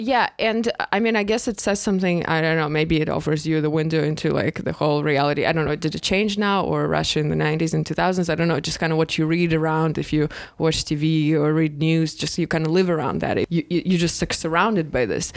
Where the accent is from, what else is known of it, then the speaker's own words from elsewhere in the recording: Russia; now in United States; I'm from Russia